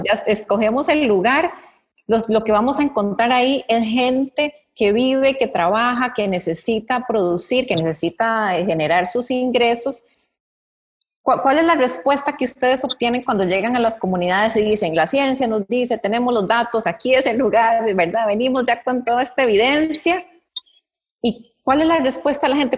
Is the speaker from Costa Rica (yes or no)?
yes; Costa Rica; como costarricenses